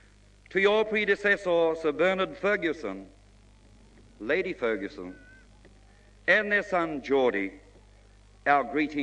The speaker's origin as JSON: {"language": "English", "country": "New Zealand", "first_language": "mi", "second_language": "English", "said": "as I would like to address my people in my mother tongue."}